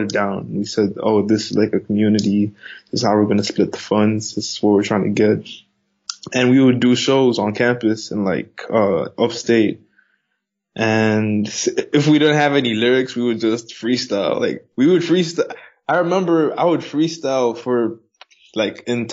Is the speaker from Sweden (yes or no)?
no; Zambia; now in Mozambique; I live in Mozambique, but I'm from Zambia.